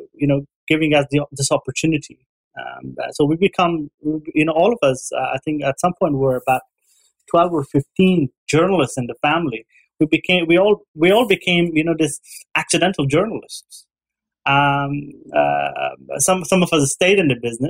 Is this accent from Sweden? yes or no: no; Ghazni, Afghanistan; We were living in Ghazni during the civil war in the 90s, early 90s, and I was very young